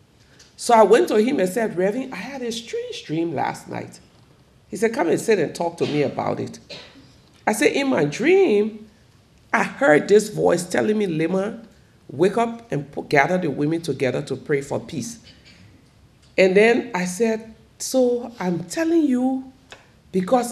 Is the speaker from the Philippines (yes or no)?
no; Liberia; my home country, Liberia